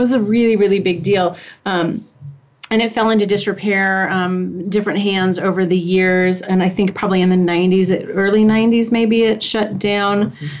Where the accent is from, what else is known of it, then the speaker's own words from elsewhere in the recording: Indianapolis, Indiana, United States; I grew up in Indianapolis